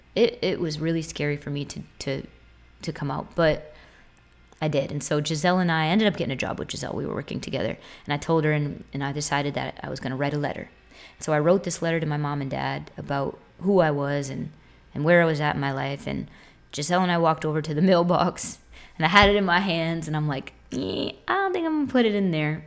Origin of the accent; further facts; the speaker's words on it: Boston, Massachusetts, United States; moved away as an adult; also born or lived in Tampa area, Florida; now in Tampa, United States; I'm from Boston. I live in the Tampa area now